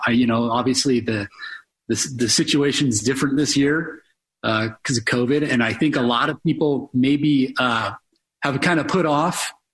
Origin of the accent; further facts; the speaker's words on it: Port Townsend, Washington, United States; I'm originally from Port Townsend, which is over on the Olympic Peninsula.